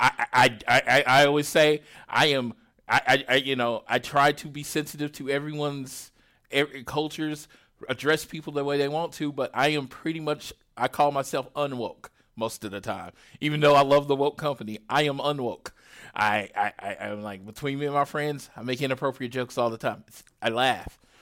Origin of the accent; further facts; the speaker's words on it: Oklahoma, United States; I'm from Oklahoma